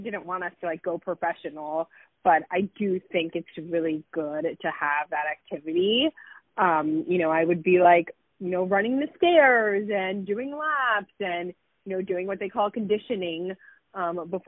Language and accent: English; Miami, Florida, United States; So I grew up in Miami, Florida. I was, you know, a native Miami girl